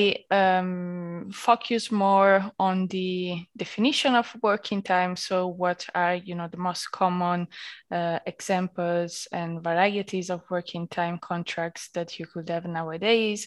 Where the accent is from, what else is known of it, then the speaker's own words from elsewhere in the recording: Italy; moved away as an adult; now in Berlin, Germany; being Italian